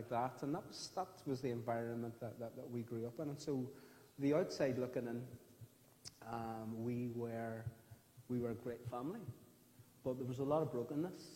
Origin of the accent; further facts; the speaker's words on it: Derry, Northern Ireland, United Kingdom; I grew up in the Northwest, in the Maiden City